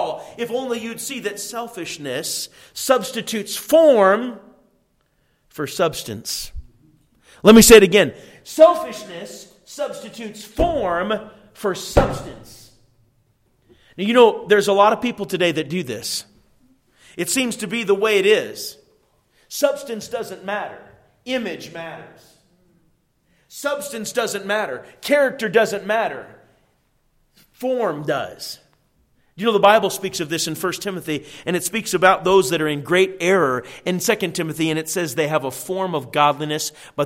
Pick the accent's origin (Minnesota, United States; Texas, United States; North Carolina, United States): Minnesota, United States; moved away; I'm from Minnesota